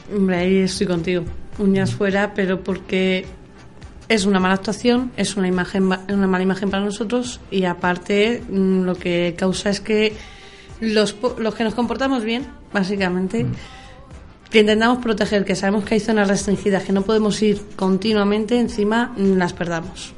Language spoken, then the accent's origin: Spanish; Madrid, Community of Madrid, Spain; soy madrileña y estaba aquí en Madrid